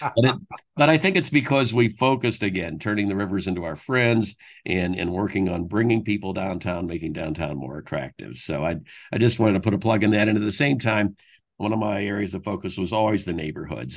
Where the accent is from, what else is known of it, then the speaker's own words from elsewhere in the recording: Fort Wayne, Indiana, United States; also born or lived in Bloomington, Indiana / New Haven, Connecticut; I, I was actually born in Bloomington, Uh, but, uh, the family had always been from Fort Wayne, so I, I was raised in Fort Wayne